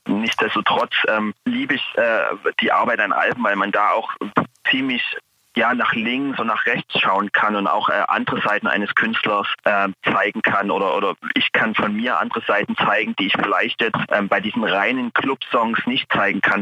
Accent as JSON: {"language": "German", "region": "East Germany", "country": "Germany", "said": "ich komme ja aus, aus dem Osten Deutschlands"}